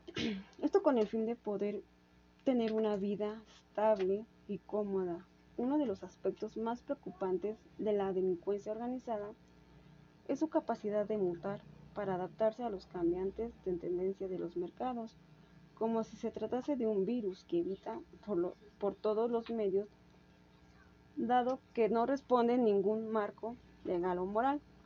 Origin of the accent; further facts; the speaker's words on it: Mexico; somos sometidos los mexicanos